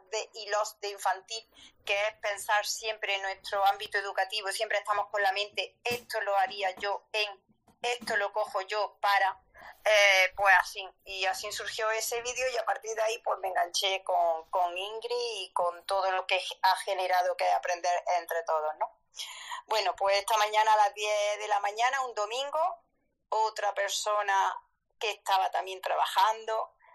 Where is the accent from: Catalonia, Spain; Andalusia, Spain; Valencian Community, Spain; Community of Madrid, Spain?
Andalusia, Spain; Córdoba; now in Jaén, Spain; soy cordobesa, igual que Rottenmeier